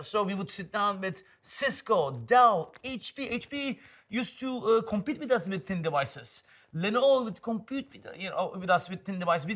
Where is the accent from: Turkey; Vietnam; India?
Turkey; Istanbul; English is a second language; moved away as an adult; also born or lived in Ankara / Germany; now in San Francisco, United States; growing up in Istanbul, born in Ankara.